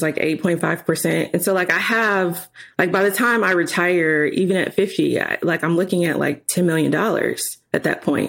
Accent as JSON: {"language": "English", "town": "Chicago", "region": "Illinois", "country": "United States", "also_born_or_lived": "Springfield, Illinois", "moved": "as an adult", "said": "I'm from Chicago, so moving to Springfield, Illinois"}